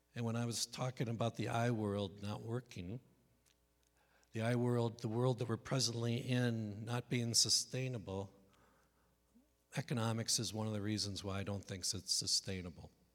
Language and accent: English; Northeast, United States; I'm from the Northeast, so it's not like I come from some bastion of conservatism in mid America.